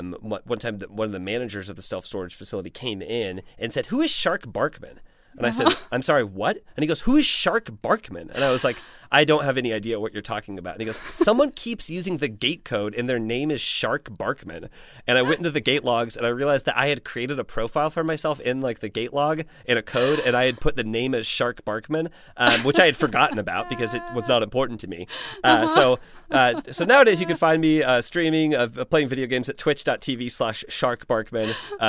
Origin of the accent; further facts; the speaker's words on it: Midwest, United States; I am from the Midwest.